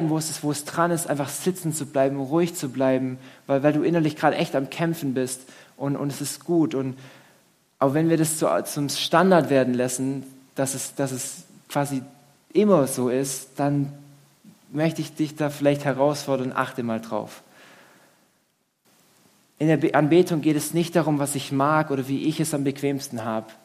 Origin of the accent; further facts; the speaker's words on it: Swabia, Germany; Und das ist schon so, ich als Schwabe, pff, also schon frech irgendwo